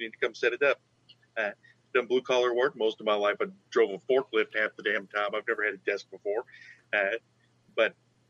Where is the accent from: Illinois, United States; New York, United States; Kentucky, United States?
Kentucky, United States; I'm not from Carroll County. I grew up a couple counties over.